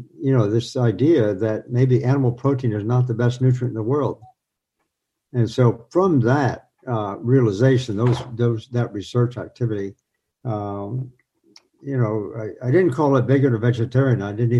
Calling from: New York, United States; In New York State.

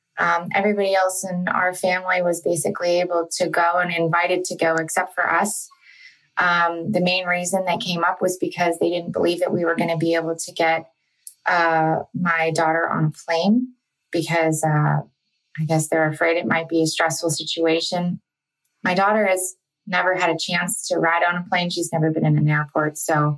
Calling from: Pittsburgh, Pennsylvania, United States; I'm from the Pittsburgh area.

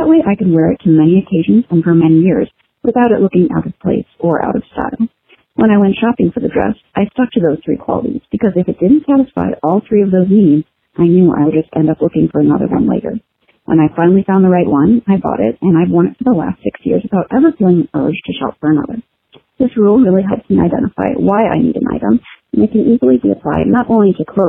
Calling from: Chicago, Illinois, United States; from Chicago, and this tip is for Gina from episode 202

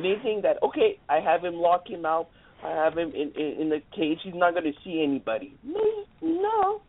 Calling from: Montreal, Quebec, Canada; I'm calling all the way from Montreal, Canada.

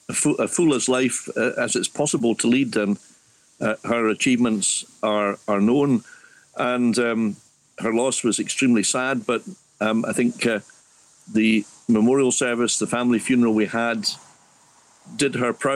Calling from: Scotland, United Kingdom; Well, the heart of the Highlands, a place called Dromuley near Boatiff Garten, where the sun is struggling valiantly against the elements.

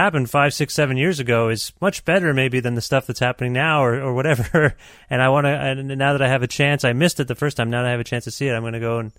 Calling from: Canada; I'm calling you from Canada

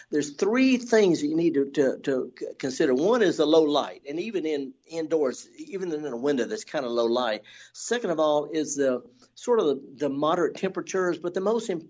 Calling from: Forest, Mississippi, United States; I'm calling from Forest

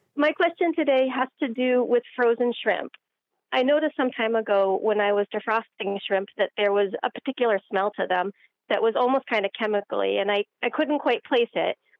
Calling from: Maynard, Massachusetts, United States; I'm calling from Maynard, Massachusetts

